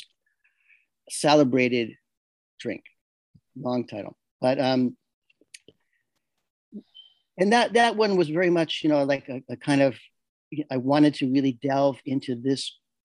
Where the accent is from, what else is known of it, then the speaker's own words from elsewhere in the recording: Chicago, Illinois, United States; also born or lived in New York City, United States; now in Castiglione Falletto, Italy; Being a New Yorker, I was born in Chicago. I lived most of my adult life in New York City